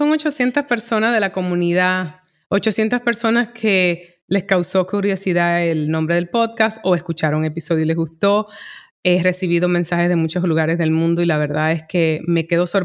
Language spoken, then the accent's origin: Spanish; New York, United States; eh, hacerlo en mi idioma primario y siento que, aportaba más teniéndolas de un punto caribeño que como neoyorquina en inglés, ¿sabes? Como New York es casi que una burbuja